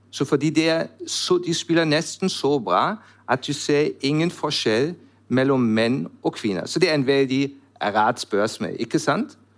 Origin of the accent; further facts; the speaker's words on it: Germany; Norwegian is a second language; moved away as an adult; also born or lived in Switzerland / Netherlands; now in Norway; jeg kommer fra Tyskland